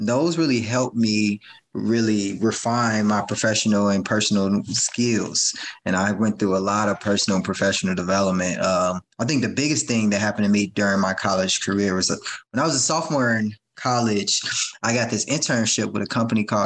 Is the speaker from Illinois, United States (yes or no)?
yes; Chicago, Illinois, United States; I grew up in the South suburbs of Chicago